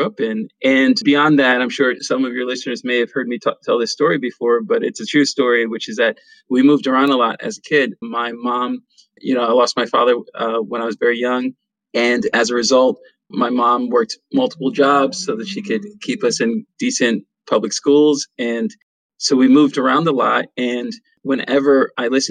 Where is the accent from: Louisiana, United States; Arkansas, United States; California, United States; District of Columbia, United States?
District of Columbia, United States; Washington; also born or lived in Pennsylvania; I'm originally from Washington, D.C., born and raised in Chocolate City